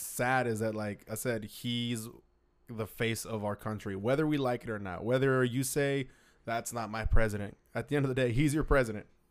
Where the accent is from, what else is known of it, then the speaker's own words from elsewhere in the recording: United States; us as American citizens